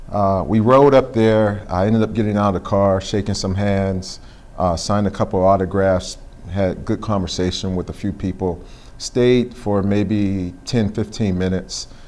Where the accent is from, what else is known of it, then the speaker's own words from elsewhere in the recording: Pittsburgh, Pennsylvania, United States; I don't think my experience was any different than anyone else growing up there.